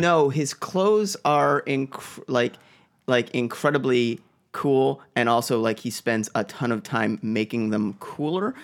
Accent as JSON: {"language": "English", "town": "Boston", "region": "Massachusetts", "country": "United States", "moved": "yes", "said": "I'm from Boston"}